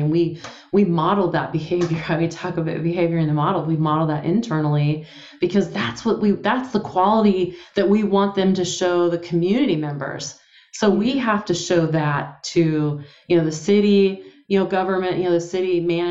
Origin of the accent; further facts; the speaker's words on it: San Pablo, California, United States; I grew up in San Pablo, went to Richmond High in the East Bay, in Contra Costa County in the Bay Area